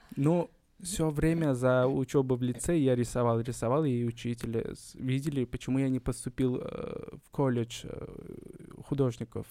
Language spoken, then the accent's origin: Russian; Kokand, Fergana Region, Uzbekistan; я не из Ташкента, я родился в Коканде, Ферканская долина.